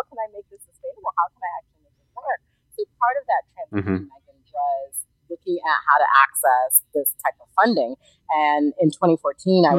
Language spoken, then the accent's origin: English; United States; moved away; I am from America